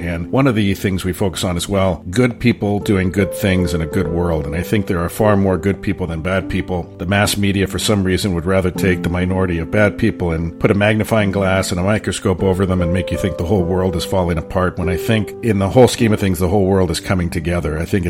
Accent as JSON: {"language": "English", "town": "San Francisco", "region": "California", "country": "United States", "tie": "born or raised there", "said": "growing up in San Francisco, earthquakes happened all the time"}